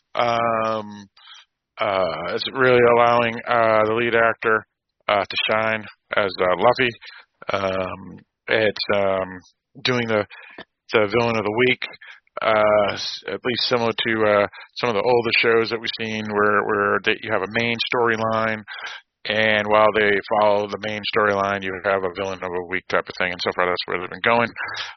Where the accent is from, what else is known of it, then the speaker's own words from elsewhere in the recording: Boston, Massachusetts, United States; accent: Boston; my Boston accent